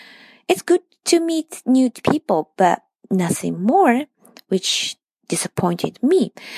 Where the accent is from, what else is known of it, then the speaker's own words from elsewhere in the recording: Japan; English is a second language; from Japan.